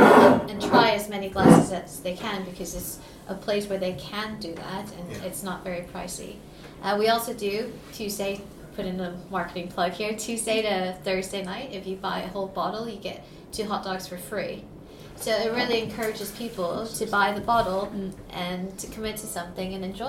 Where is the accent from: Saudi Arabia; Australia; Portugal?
Saudi Arabia; I grew up in Saudi Arabia where alcohol is illegal, and my father used to make wine in our bathroom.